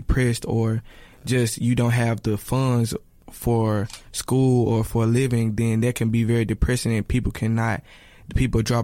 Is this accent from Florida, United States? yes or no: no; Memphis, Tennessee, United States; from Memphis, Tennessee. I go to Rose College. I've been here all my life. I went to Whitehaven High School